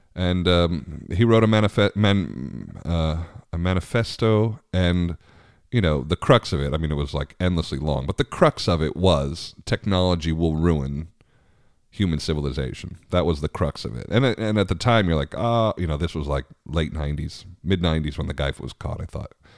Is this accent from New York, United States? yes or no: yes; Long Island, New York, United States; also born or lived in Richmond; now in Washington, D.C. area, United States; I grew up on Long Island